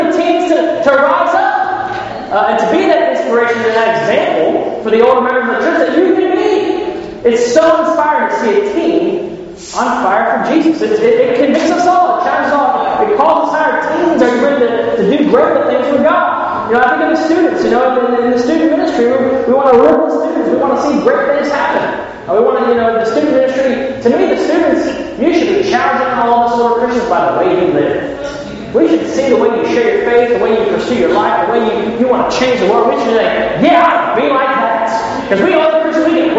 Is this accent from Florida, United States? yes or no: no; Ohio, United States; I'm from Ohio